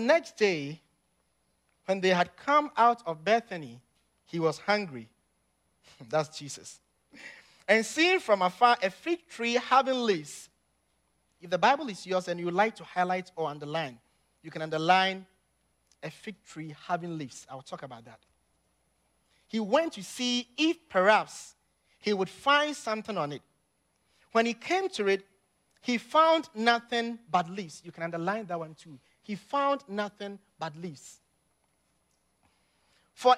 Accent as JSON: {"language": "English", "country": "Ghana", "tie": "born or raised there", "moved": "yes", "said": "growing up in Ghana as a little boy"}